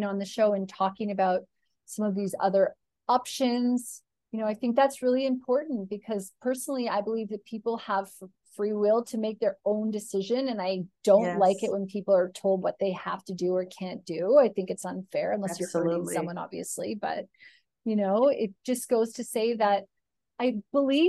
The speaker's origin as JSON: {"language": "English", "country": "Canada", "moved": "yes", "lives_now": "Australia", "said": "I'm Canadian"}